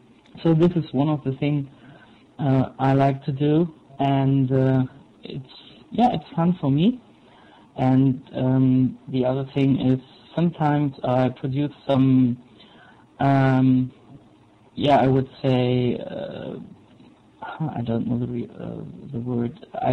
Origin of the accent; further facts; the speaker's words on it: Brandenburg, Germany; English is a second language; now in Chemnitz, Germany; I'm from Chemnitz, but not originally, because I am doing an apprenticeship here, and so I had to move, and originally I'm from South Brandenburg.